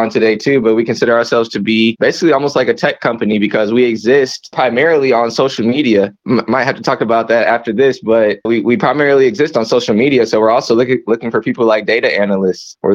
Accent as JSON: {"language": "English", "town": "Lee's Summit", "region": "Missouri", "country": "United States", "tie": "born or raised there", "said": "I'm also from Lee Summit originally. I went to Lee Summit North."}